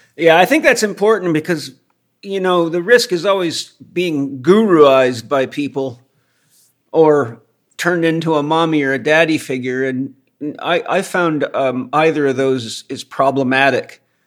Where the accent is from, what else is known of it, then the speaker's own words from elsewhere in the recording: Los Angeles, California, United States; I, am a native Californian. I was born in Los Angeles